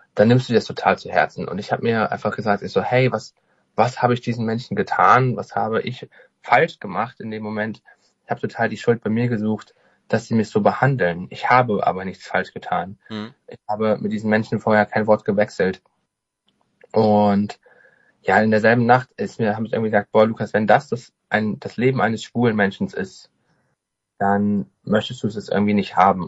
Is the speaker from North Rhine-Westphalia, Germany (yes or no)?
yes; Alsdorf, North Rhine-Westphalia, Germany; moved away as an adult; also born or lived in Cyprus; now in Cologne, Germany; ich komme ganz gebürtig aus Alsdorf, aus einem Dorf bei Alsdorf, einem ganz kleinen Dorf. Das liegt ungefähr bei Aachen